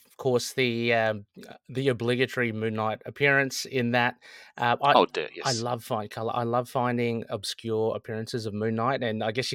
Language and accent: English; Sydney, New South Wales, Australia; accent: Australian; I'm from Sydney.